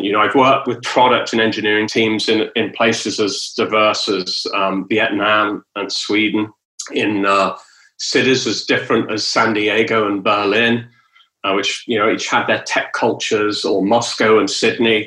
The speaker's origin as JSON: {"language": "English", "country": "United Kingdom", "tie": "born or raised there", "also_born_or_lived": "London / Texas", "moved": "as an adult", "lives_now": "Southern California, United States", "said": "I'm British, you know, and you know, I was born in Britain"}